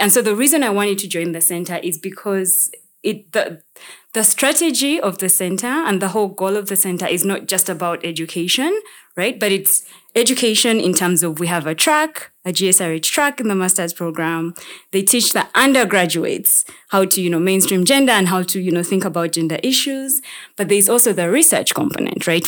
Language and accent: English; Uganda; I'm from Uganda